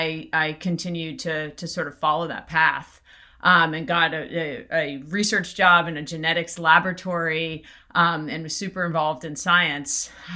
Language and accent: English; East Coast, United States; I grew up in the East Coast